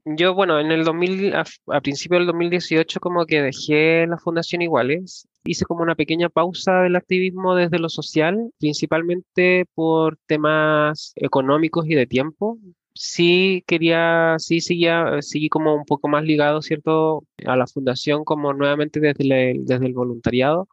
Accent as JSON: {"language": "Spanish", "town": "La Florida", "region": "Santiago Metropolitan Region", "country": "Chile", "tie": "born or raised there", "said": "soy de la Florida, vivo aquí hace muchos años, desde los nueve años aproximadamente. Nací en Santiago Centro"}